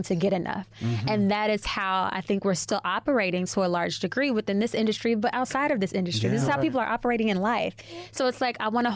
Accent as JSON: {"language": "English", "town": "Chicago", "region": "Illinois", "country": "United States", "tie": "born or raised there", "moved": "as an adult", "lives_now": "New York, United States", "said": "I'm from Chicago, born and raised"}